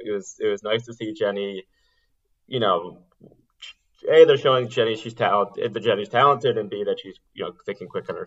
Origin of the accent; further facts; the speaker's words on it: New York City, New York, United States; I I grew up in New York City on the Upper East Side